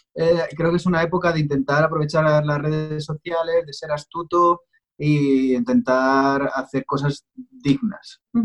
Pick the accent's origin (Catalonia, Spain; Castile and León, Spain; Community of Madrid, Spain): Community of Madrid, Spain; Pinto; yo soy de, Pinto, de una localidad que está en Madrid, en, el centro de España.